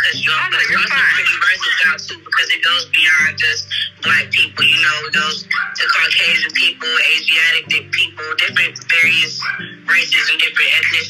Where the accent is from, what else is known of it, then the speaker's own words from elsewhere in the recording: Chicago, Illinois, United States; I am from Chicago, Illinois, born and raised.